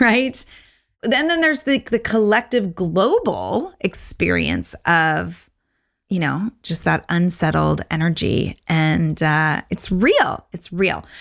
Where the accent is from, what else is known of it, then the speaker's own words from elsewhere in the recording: Orange County, California, United States; moved away; Orange County, which is where I grew up